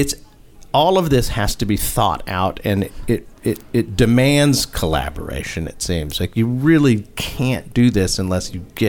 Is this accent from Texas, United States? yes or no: yes; Texas, United States; we're from Texas